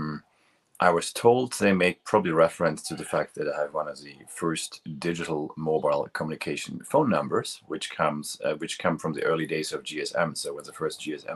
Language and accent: English; near Münster, North Rhine-Westphalia, Germany; moved away; I crossed the border to the Netherlands, which was very close to my hometown